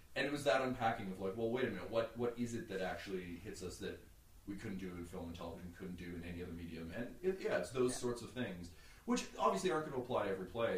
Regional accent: Mississauga, Ontario, Canada; I grew up in Mississauga

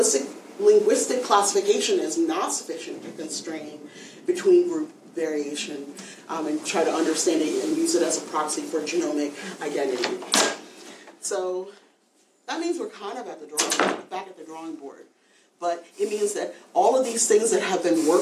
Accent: United States; us as Americans

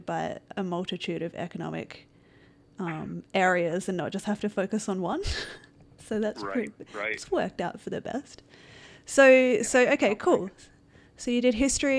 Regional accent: Australia; now in Vancouver, Canada; I live in Vancouver now, but I'm originally from Australia

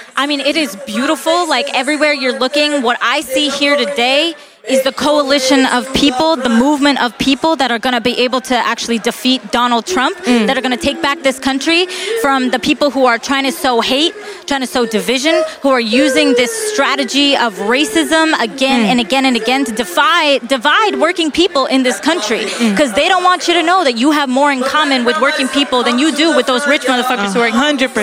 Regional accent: Boston, Massachusetts, United States; I'm personally from Boston, Massachusetts

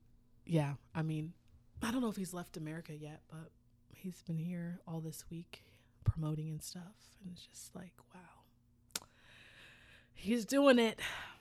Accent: South Korea; Like, we're from South Korea, a little tiny little country.

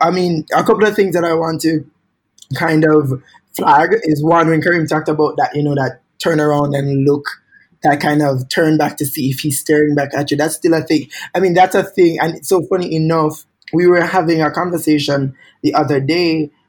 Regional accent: Jamaica; moved away; I've left Jamaica, I now can be queer, but what is my relationship to Jamaican-ness and Jamaican identity in these kinds of contexts?

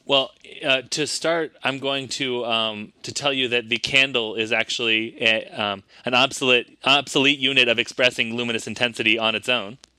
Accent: United States; I'm also American despite my, uh, smooth British accent

